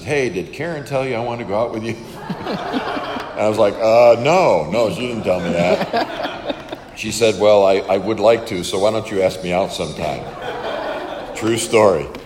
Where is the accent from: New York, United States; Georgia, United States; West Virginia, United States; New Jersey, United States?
New York, United States; Western; moved away as an adult; I was born on a farm and uh, grew up there and uh, spent my first 18 years uh, there in, in Western New York